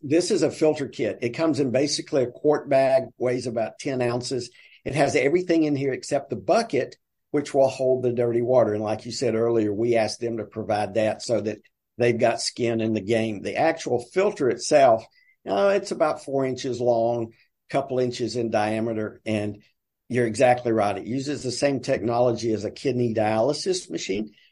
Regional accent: the South, Southern United States, United States; accent: deep Southern; now in Tuscaloosa, United States; my deep Southern accent

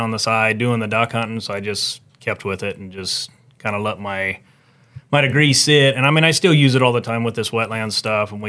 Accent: Yuba City, California, United States; I grew up here in Yuba City, Sutter area.

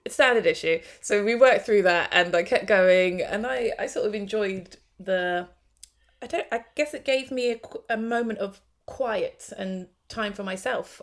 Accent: London, United Kingdom; also born or lived in Hornsey, London; I grew up actually mostly in Tottenham, but yeah, North London

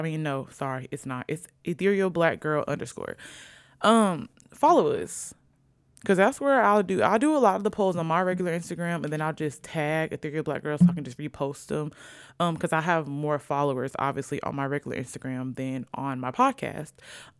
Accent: Virginia, United States; born there; also born or lived in Sicily; I was born in Virginia.

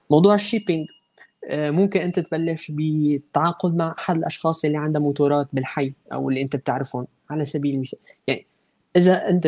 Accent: Aleppo, Aleppo Governorate, Syria; now in Istanbul, Turkey; انا ابن ابن حلب يعني وطلعت من حلب من كم سنه فبالتالي التجربه كلها يعني تشربتها مو بس مو بس عشتها يعني

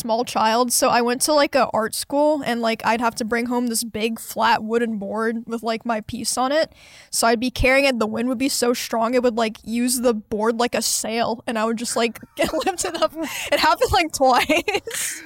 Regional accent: Kansas, United States; now in Texas, United States; I come from Kansas

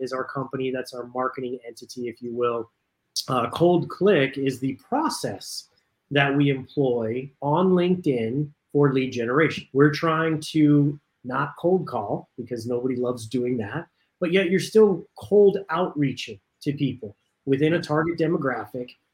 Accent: Southern California, United States; I grew up in Southern California. My parents lived in San Fernando Valley area

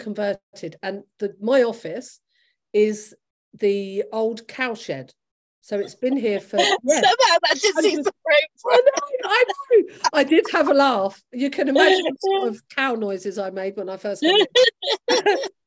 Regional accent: London, United Kingdom; moved away as an adult; now in Gloucester, United Kingdom; I'm a Londoner and I'm a very proud Londoner. And my family are all in London

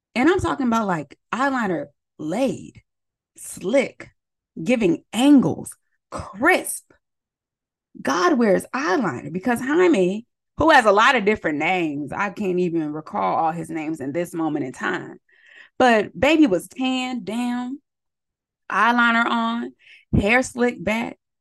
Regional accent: San Diego County, California, United States; I'm from San Diego County

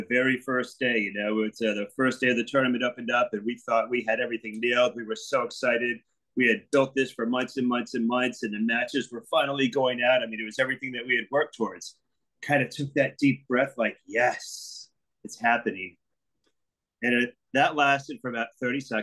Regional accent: Fort Lauderdale, Florida, United States; also born or lived in Plantation, Florida / Boca Raton, Florida / Delray Beach, Florida; I'm born and raised in South Florida. You know, one of the few people that can call themselves a native in Fort Lauderdale and Plantation

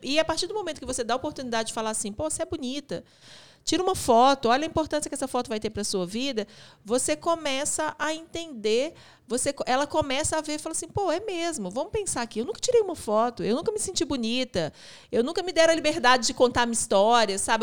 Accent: Belo Horizonte, Minas Gerais, Brazil; a gente é daqui de Belo Horizonte

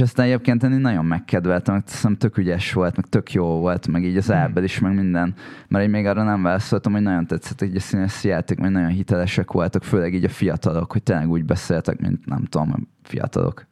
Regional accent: Hungary; nekem az az identitásom, hogy magyar vagyok

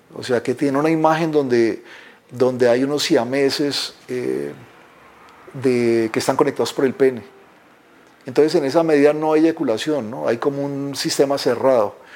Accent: Pitalito, Huila, Colombia; moved away as an adult; also born or lived in Bogotá, Colombia; now in Cali, Colombia; Nací en Pitalito, Huila, un pueblo al sur de Colombia

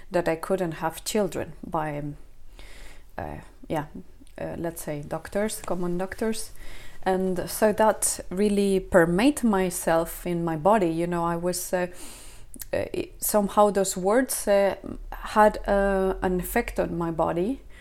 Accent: Spain; also born or lived in south of Sweden; now in Sweden; I am uh, I am from Spain, but I'm here now in the uh, south of Sweden

